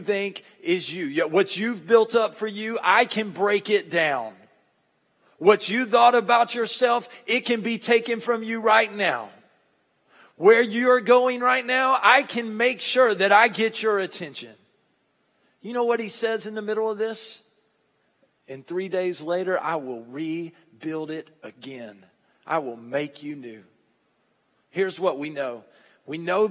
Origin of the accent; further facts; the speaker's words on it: Monticello, United States; I'm from Monticello